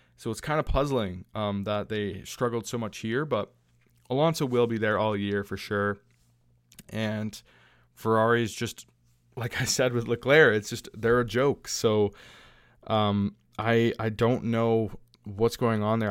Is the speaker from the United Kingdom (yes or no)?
no; Canada; my home country